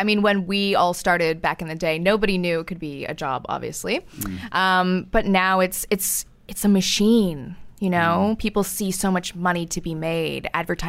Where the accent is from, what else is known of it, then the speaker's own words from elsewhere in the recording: Canada; moved away; I mean, being Canadian is quite a thing.